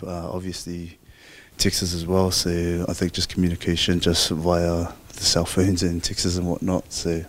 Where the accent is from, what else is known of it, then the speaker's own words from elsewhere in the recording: Lalovaea, Samoa; So, dad comes from Salit Moor. Mom comes from Vayu'i Safata, but I was brought up in Lalovaya with my grandma.